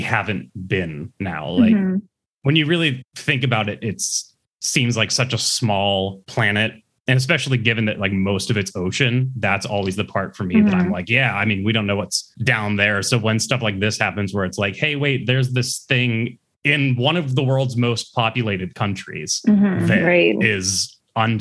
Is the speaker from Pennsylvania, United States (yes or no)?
yes; Pittsburgh, Pennsylvania, United States; I grew up in Pittsburgh. I'm still in Pittsburgh.